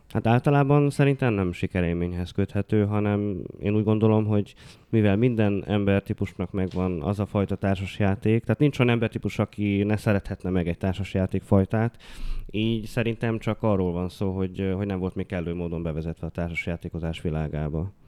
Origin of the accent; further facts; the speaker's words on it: Odorheiu Secuiesc, Harghita County, Romania; now in Cluj-Napoca, Romania; Hát én udvarhelyi vagyok, ugye, de hogy, ö, Kolozsváron tevékenykedem